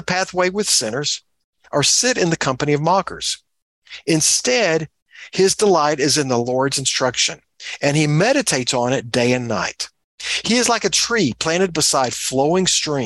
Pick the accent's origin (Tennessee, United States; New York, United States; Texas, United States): Texas, United States; As a Texan, I grew up around both oil wells and cows